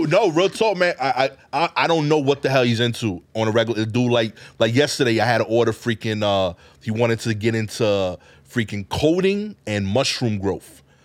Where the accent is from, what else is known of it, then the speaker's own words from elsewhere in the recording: New York City, New York, United States; I'm from East New York